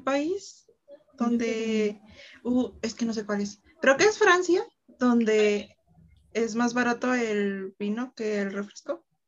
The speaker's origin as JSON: {"language": "Spanish", "country": "Mexico", "said": "tres somos mexicanas"}